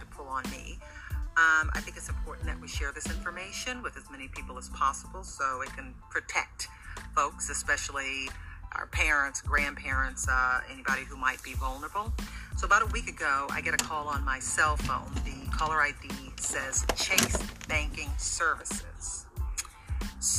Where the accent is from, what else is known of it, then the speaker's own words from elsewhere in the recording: Michigan, United States; Michigan, my home state